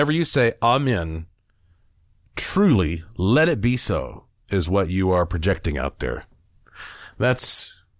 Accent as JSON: {"language": "English", "region": "North Carolina", "country": "United States", "tie": "born or raised there", "said": "I was born and raised in North Carolina"}